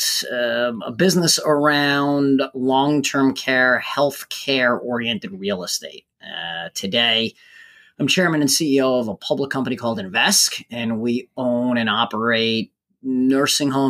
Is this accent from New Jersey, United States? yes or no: yes; New Jersey, United States; I grew up in New Jersey and attended Rutgers University.